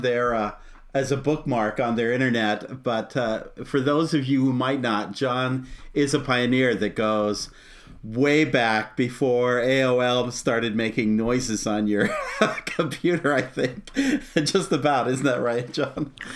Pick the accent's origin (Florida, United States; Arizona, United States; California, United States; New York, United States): Arizona, United States; I grew up in Arizona, so Disneyland was the park we go to as a kid